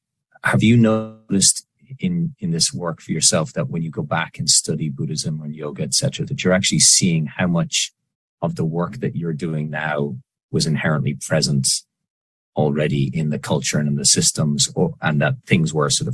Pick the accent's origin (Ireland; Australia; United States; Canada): Ireland; moved away; I grew up in Ireland and you're raised with a version of the Bible.